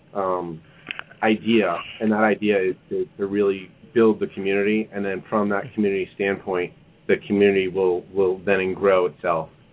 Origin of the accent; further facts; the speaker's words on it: New York, United States; moved away as an adult; now in Kansas City, United States; I'm originally from New York and and uh, transplanted here almost a decade ago